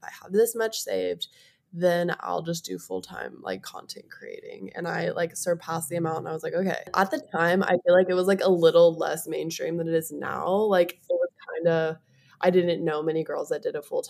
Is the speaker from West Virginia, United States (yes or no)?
yes; Charleston, West Virginia, United States; moved away as an adult; also born or lived in California / Hawaii; I grew up in Charleston, West Virginia